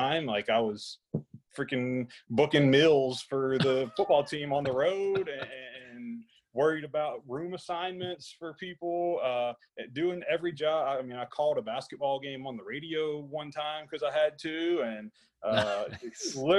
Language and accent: English; Southwest Louisiana, United States; I grew up in Southwest Louisiana